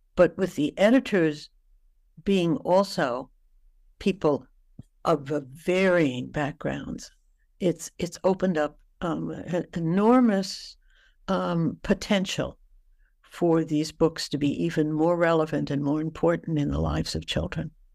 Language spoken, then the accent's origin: English; New York City, New York, United States; I came from New York City.